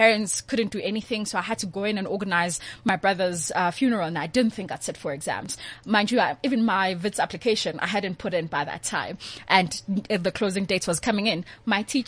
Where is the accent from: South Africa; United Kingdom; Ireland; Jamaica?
South Africa; Tsakane, Gauteng; I'm from Tsakane.